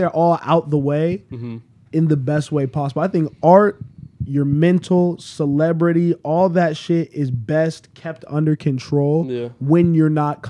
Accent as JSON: {"language": "English", "town": "Las Vegas", "region": "Nevada", "country": "United States", "tie": "born or raised there", "moved": "yes", "said": "I'm from Vegas."}